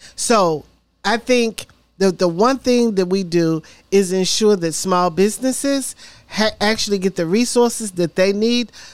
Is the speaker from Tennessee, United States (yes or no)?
yes; Memphis, Tennessee, United States; now in Nashville, United States; I'm a born and raised in Memphis, Tennessee